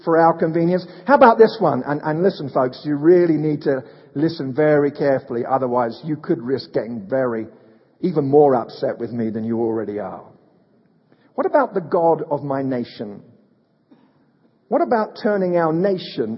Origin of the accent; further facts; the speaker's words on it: United Kingdom; moved away; I'm a Brit